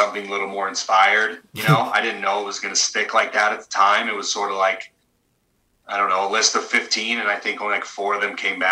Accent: Hubbard, Oregon, United States; we're both kind of small town, blue collar kids. I'm from Hubbard, Oregon, 2000 people.

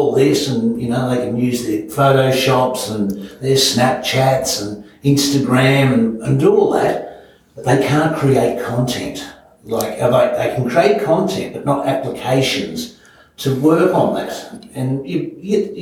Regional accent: Melbourne, Victoria, Australia; moved away; I was born in Melbourne and just grew up with my dad

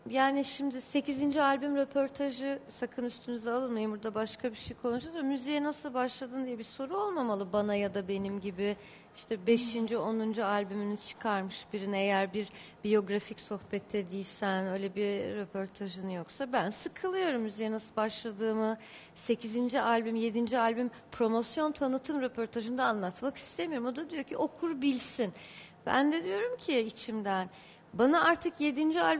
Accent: Beirut, Beirut Governorate, Lebanon; born there; Beyrut'ta doğdum. Hayır doğmaz olaydım diye geçti bu 20 yılım.

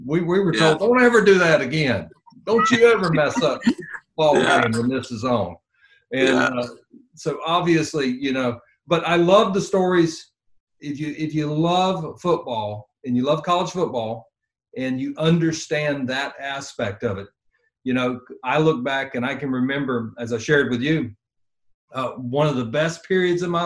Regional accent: Tallahassee, Florida, United States; I was raised in the South, grew up in North Florida, in Tallahassee.

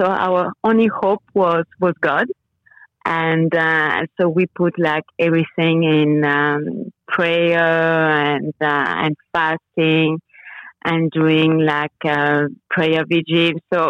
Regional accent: French Guiana; accent: French; English is a second language; moved away as an adult; also born or lived in Montpellier, France / Grenoble, France / Sweden / Mexico; now in Miami, United States; I was born and raised in French Guiana and did my university in France in two cities called Montpellier and Grenoble. And then Sweden, Mexico, Venezuela, and Miami for the past 20 years is home.

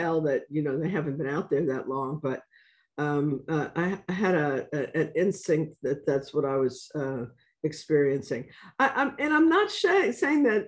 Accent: New York City, New York, United States; I'm from the South. And then I pause, and then I say, Bronx

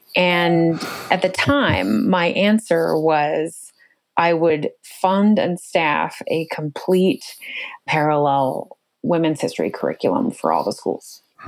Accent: Oregon, United States; also born or lived in Western states; I actually I grew up in Oregon mostly, but a number of Western states, and moved many, many times with my family

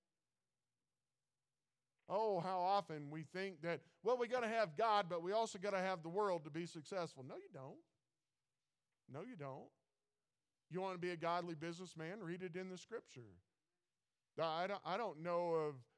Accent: Missouri, United States; I'm from Missouri, show me state

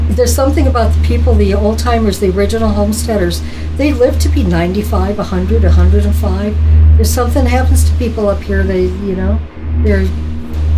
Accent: Sweden; moved away; I grew up in Sweden

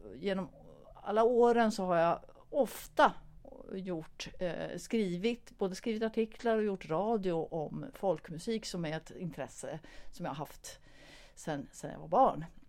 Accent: Stockholm, Stockholm County, Sweden; now in Sundsvall, Sweden; jag kom ju från början från Stockholm, eh, men bor nu sedan ganska länge i Sundsvall.

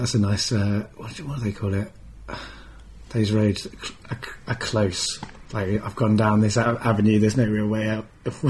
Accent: Lancaster, North West England, United Kingdom; now in London, United Kingdom; I came down from Lancaster. So like, you know, for me, like I wasn't in a very multicultural society

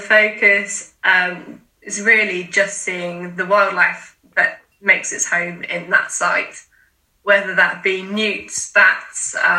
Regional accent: Ringwood, South East England, United Kingdom; also born or lived in Portsmouth; So I grew up in Ringwood, so not a million miles away from Portsmouth.

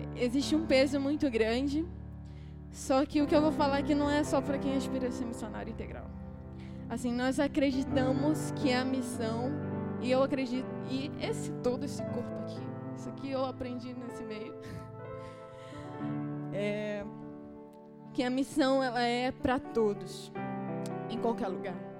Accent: Rio de Janeiro, Brazil; moved away as an adult; now in Juazeiro do Norte, Brazil; eu sou daqui, do Rio

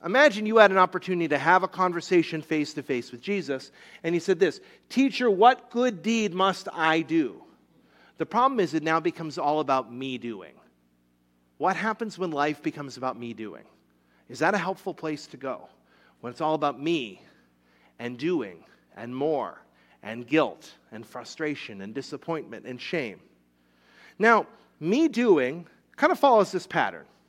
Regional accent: Rhode Island, United States; moved away; When I was a little kid, I grew up in Rhode Island.

